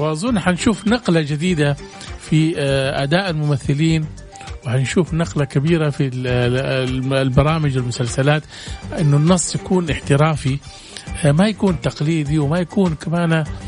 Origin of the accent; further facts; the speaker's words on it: Saudi Arabia; ونحن عندنا في السعوديه